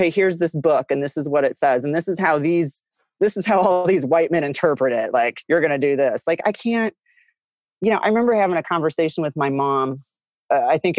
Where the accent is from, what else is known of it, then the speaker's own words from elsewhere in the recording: Midwest, United States; moved away; growing up in the Midwest with everyone went to church on Sunday